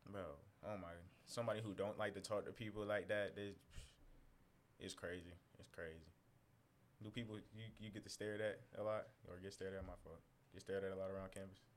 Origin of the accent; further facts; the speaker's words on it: San Antonio, Texas, United States; stuff and being here, because like coming from Texas, we come from San Antonio, by the way. So it's like, it's definitely just majority Hispanic and and African American.